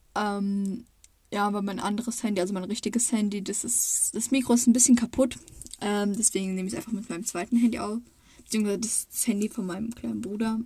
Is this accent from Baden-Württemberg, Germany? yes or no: yes; Baden-Württemberg, Germany; ich komme aus Baden-Württemberg. Also, ich wohne nicht weit, also naja, es ist nicht weit weg? So eine Stunde von Freiburg oder Baden-Baden oder Karlsruhe